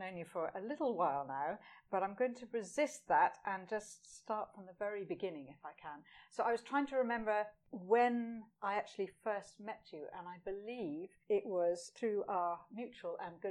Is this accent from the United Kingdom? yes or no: yes; Scotland, United Kingdom; That's an acquired taste in itself, isn't it? Being a Scot, I know all about that.